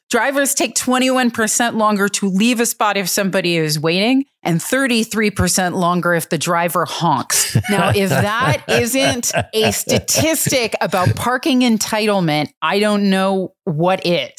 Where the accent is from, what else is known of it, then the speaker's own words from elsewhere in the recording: Minneapolis, Minnesota, United States; Now, I'm from Minneapolis, so when it's cold, that 1 mile can feel like, oh, about 55.